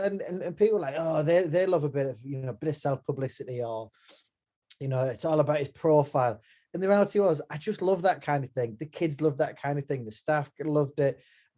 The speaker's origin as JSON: {"language": "English", "town": "Hartlepool", "region": "North East England", "country": "United Kingdom", "moved": "as an adult", "lives_now": "Fleetwood, United Kingdom", "said": "I'm very much proud of my working class roots. I'm from Hartlepool in the Northeast."}